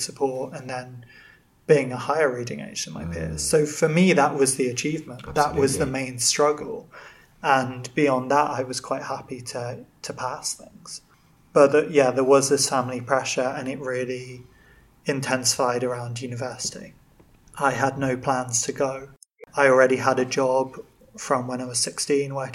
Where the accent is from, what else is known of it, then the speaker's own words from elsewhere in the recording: Birmingham, West Midlands, United Kingdom; moved away as an adult; also born or lived in Bangor; growing up in Birmingham feels like the middle of nowhere